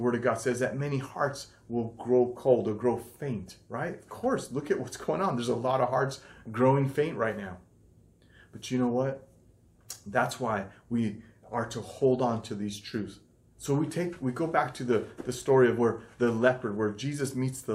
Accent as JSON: {"language": "English", "country": "United States", "tie": "born or raised there", "said": "this culture that we're brought up in America"}